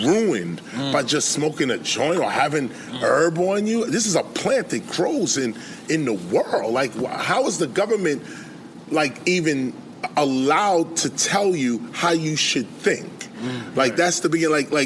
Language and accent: English; New York City, New York, United States; I grew up in Flatbush, Brooklyn, Church Avenue, right there, at Erasmus High School, Wingate High School